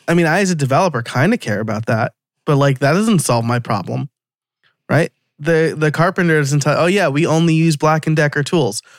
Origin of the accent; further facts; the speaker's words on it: New York, United States; accent: New York; my New York accent's gonna come out now